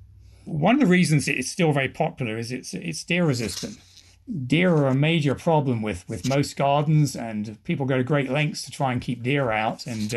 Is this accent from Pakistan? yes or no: no; England, United Kingdom; now in United States; But if I talk to my family back in England, they say I've lost my accent and just sound very American. And my kids tell people I don't have an accent.